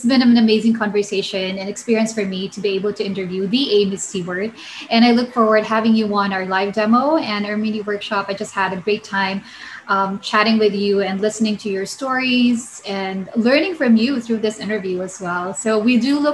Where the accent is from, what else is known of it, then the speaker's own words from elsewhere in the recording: Singapore; we're both from Singapore, right? From the same church